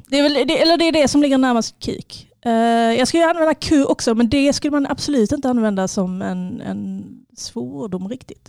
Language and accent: Swedish; Sweden; Jag är född i Sverige. Mina föräldrar har velat att jag pratar fin, fin svenska, fin franska.